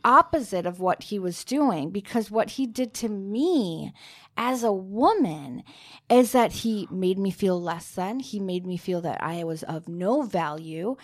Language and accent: English; Minnesota, United States; I'm from Minnesota